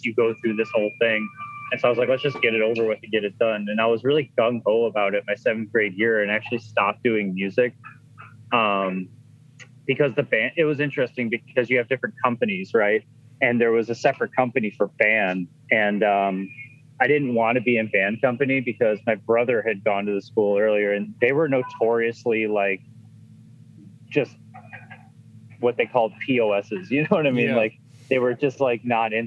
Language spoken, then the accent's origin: English; Chicago, Illinois, United States; also born or lived in Boston; I'm originally from Chicago. I grew up there